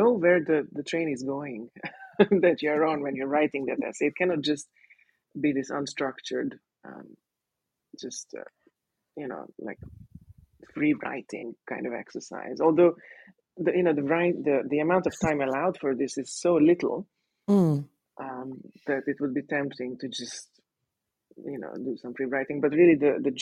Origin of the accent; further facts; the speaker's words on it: Hungary; first language Hungarian; English is a second language; moved away as an adult; also born or lived in Sydney, Australia; now in Mexico; my mother tongue is Hungarian